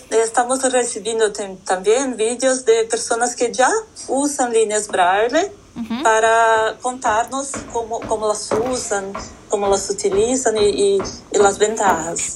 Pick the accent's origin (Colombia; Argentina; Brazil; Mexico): Brazil; Spanish is a second language; also born or lived in Philadelphia, United States; soy ciega de nacimiento y nací en Brasil